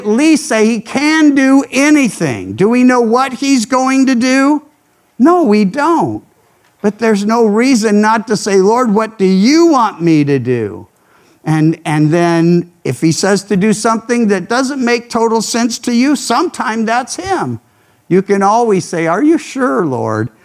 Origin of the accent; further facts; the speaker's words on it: the South, United States; now in California, United States; I grew up in the South